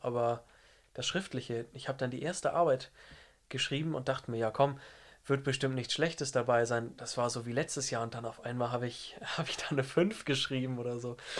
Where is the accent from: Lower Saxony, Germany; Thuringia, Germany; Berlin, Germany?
Lower Saxony, Germany; ich komme aus dem Norden von Deutschland, aus Niedersachsen und gehe in der Nähe von Hamburg in der Wulmsdorf zur Schule